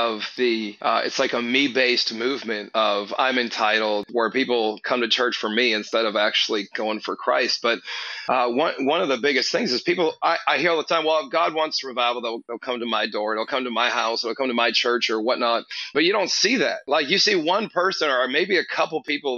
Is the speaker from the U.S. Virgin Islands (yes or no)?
no; Canada; now in Houston, United States; I'm Canadian originally, so Canadians are passive